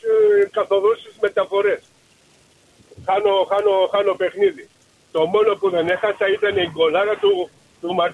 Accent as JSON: {"language": "Greek", "town": "Piraeus", "region": "Attica", "country": "Greece", "tie": "born or raised there", "said": "Και εγώ γεννήθηκα στο περιά στο Χατζηγυριάκι."}